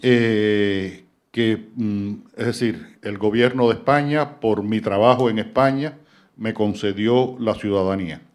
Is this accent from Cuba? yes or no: yes; Cuba; Yo soy un cubano que vive en Cuba y que escribe sobre Cuba